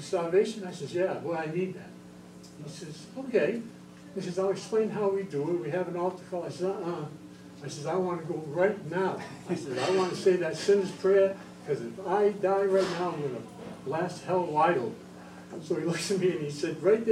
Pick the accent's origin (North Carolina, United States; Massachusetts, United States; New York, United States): Massachusetts, United States; Provincetown; moved away as an adult; also born or lived in Sandusky, Ohio; I'm actually from Provincetown, and I'm a Portuguese